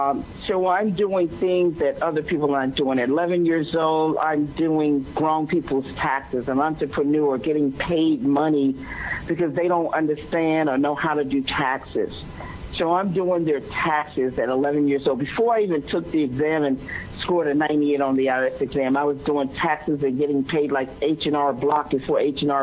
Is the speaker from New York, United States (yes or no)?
yes; New York City, New York, United States; So, I just want to let people know I'm from New York City. I'm straightforward. I'm upfront, like you, like people know people from New York